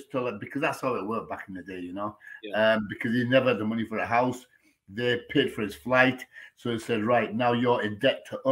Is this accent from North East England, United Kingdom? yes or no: no; Hitchin, East of England, United Kingdom; From Bourne, Hitchin. Hitchin, Hertfordshire.